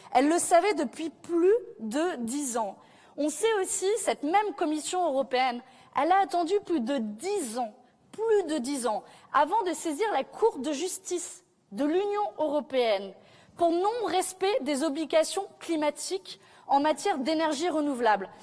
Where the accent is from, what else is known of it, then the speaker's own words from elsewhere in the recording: south of France, France; moi je viens du sud de la France